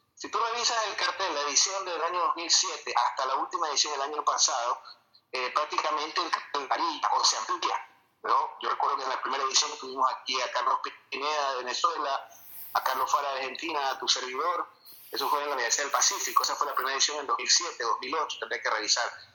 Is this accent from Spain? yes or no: no; Ecuador; en mi país, en Ecuador